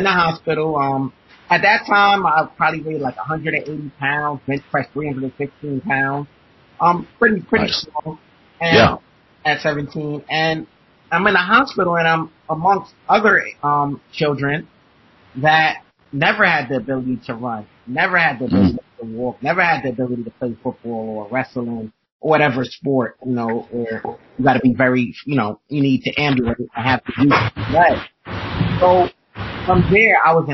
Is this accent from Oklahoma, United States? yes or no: no; New York City, New York, United States; I'm from Brooklyn, New York.